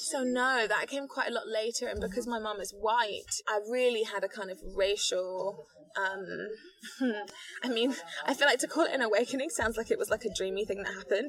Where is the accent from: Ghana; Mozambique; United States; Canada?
Ghana; also born or lived in London; when I was nine, we moved to Ghana, where my father is from